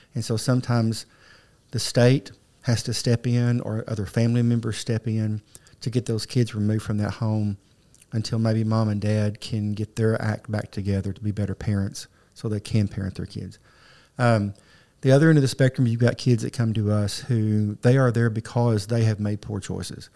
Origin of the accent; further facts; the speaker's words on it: Arkansas, United States; also born or lived in Southeast Missouri / Pocahontas, Arkansas / Paragould, Arkansas; I grew up in and around Northeast Arkansas and Southeast Missouri.